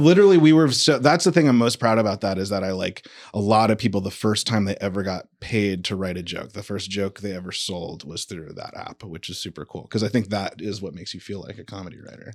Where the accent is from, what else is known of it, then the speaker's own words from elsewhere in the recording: San Diego, California, United States; moved away; also born or lived in New York; I'm actually from San Diego originally.